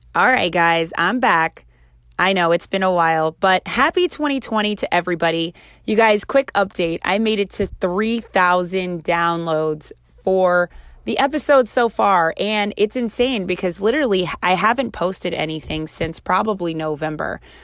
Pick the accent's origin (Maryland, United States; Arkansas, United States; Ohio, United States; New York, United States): Maryland, United States; Baltimore; close to the area which I was raised in Baltimore.